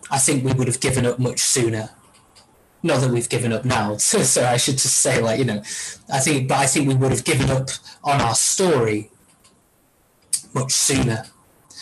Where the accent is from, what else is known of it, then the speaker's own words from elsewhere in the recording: Marple, North West England, United Kingdom; when we were growing up in Marple